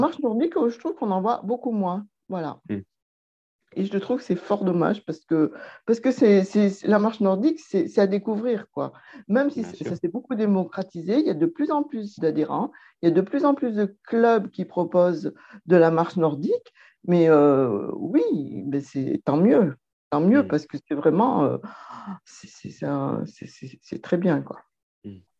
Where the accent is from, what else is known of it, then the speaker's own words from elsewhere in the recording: Lyon, Auvergne-Rhône-Alpes, France; je suis lyonnaise